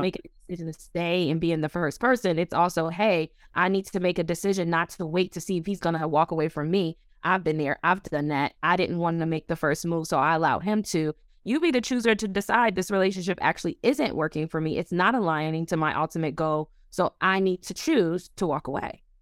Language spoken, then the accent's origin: English; Buffalo, New York, United States; also born or lived in Orlando, Florida; now in Washington, D.C., United States; I am originally from Buffalo, New York, by the way of Orlando, Florida.